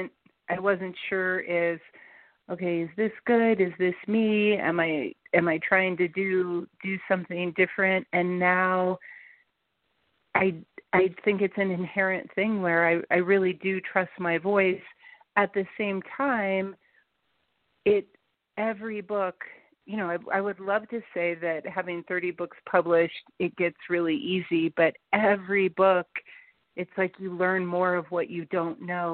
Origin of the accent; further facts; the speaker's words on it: Cincinnati, Ohio, United States; also born or lived in Colorado; I'm from Cincinnati